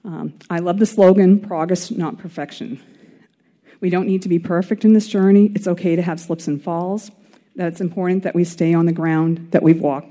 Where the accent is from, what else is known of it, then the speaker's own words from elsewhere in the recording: Maine, United States; I was from Maine.